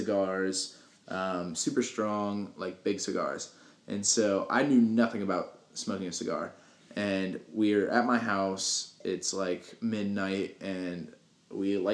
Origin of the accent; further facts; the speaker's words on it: United States; I'm from Polk County.